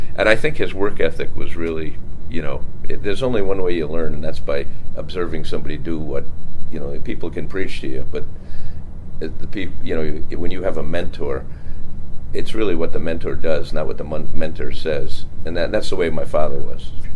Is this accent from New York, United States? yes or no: yes; Bayport, New York, United States; I grew up on Long Island, Bayport, Long Island